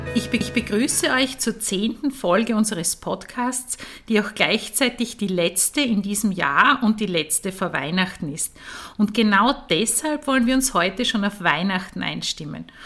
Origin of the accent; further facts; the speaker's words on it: Eastern Styria, Austria; ich komme aus der Oststeiermark